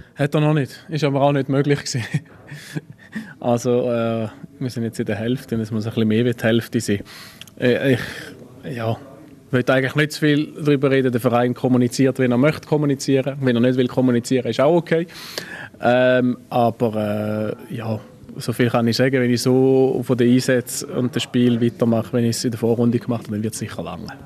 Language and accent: German; Frauenfeld, Thurgau, Switzerland; moved away as an adult; now in Basel, Switzerland; dass meine Heimat halt äh, ja, Frauenfeld ist